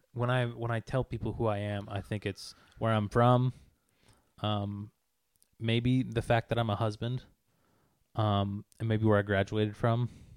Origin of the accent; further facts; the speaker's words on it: the South, United States; Yeah, I'm from the South.